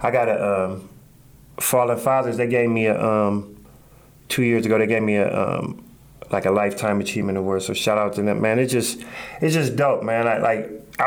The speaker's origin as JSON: {"language": "English", "town": "Akron", "region": "Ohio", "country": "United States", "said": "I'm from the Hill."}